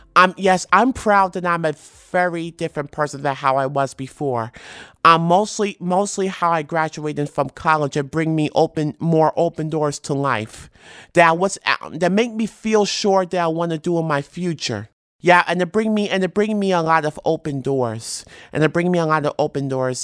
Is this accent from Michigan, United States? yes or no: no; New York City, New York, United States; most of my favorite memories of childhood is like riding on the New York City subway with my mother